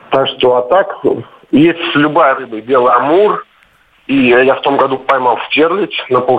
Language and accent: Russian; Kolomna, Moscow Oblast, Russia; Добрый день, я вот сам из Коломны у нас там Москва-река впадает в Аку.